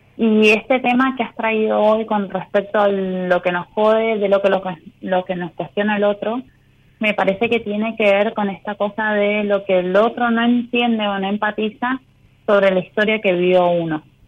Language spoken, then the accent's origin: Spanish; San Juan, Argentina; Soy de San Juan